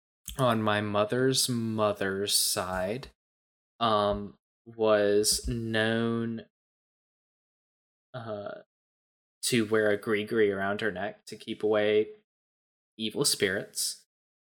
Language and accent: English; Southeast Georgia, United States; I grew up in Southeast Georgia, like way to the southeast